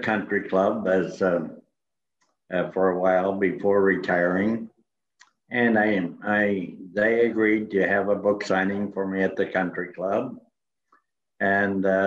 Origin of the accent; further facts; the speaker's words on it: Iowa, United States; now in Lakeway, Texas, United States; I went to Iowa, in my hometown